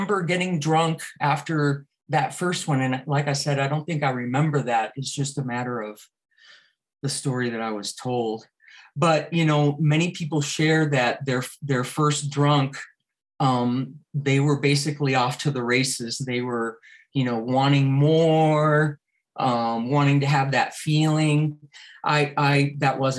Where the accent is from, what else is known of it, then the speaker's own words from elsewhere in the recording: South Florida, United States; also born or lived in Cuba; So my parents, who were in their early 30s, left Cuba and came to South Florida with myself, who was just about to turn 5